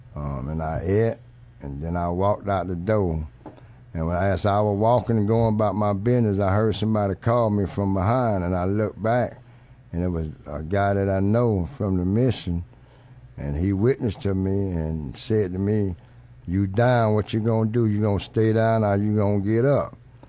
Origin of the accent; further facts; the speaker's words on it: Miami, Florida, United States; I was born and raised in Miami, Florida in 1960, and I grew up in the neighborhood that we call Overtown